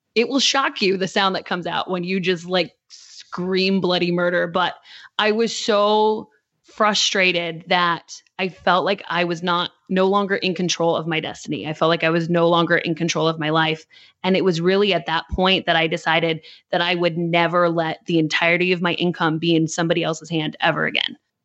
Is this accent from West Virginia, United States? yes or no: no; Michigan, United States; now in Nashville, United States; we grew up in Michigan